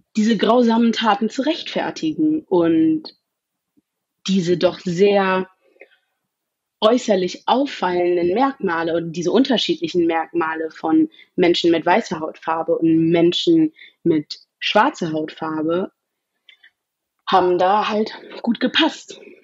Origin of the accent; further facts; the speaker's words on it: Germany; weil ich mein ganzes Leben in Deutschland gelebt habe, ähm, weil ich hier aufgewachsen bin